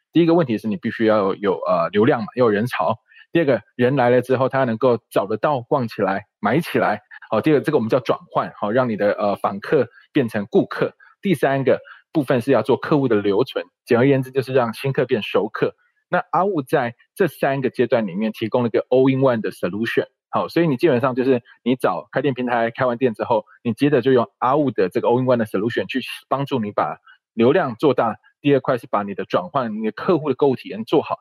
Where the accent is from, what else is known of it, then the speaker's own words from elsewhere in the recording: Tainan, Taiwan; 我本身是台南人，哦，我只是离嘉义很近的台南，北台南这样在，在那个后壁一带